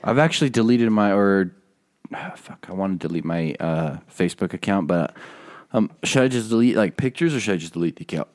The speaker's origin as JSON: {"language": "English", "region": "Utah", "country": "United States", "said": "I'm from Utah"}